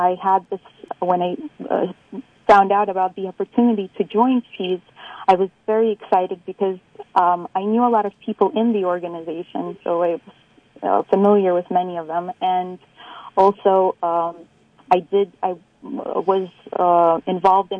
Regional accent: New York City, New York, United States; I grew up in New York, in Brooklyn, and as being an immigrant and a daughter of immigrants

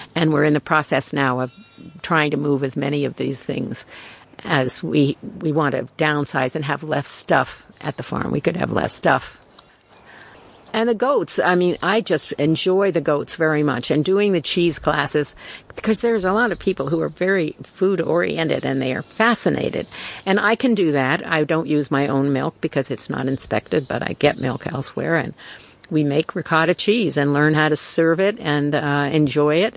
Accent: New York City, New York, United States; I was born in Brooklyn. Um, I'm the child of immigrants

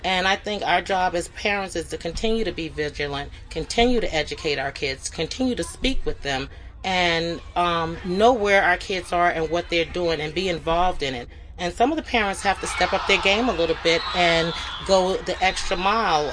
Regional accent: Los Angeles, California, United States; moved away as an adult; also born or lived in Bronx, New York / Sullivan County, New York; now in Liberty, New York, United States; I grew up in Los Angeles

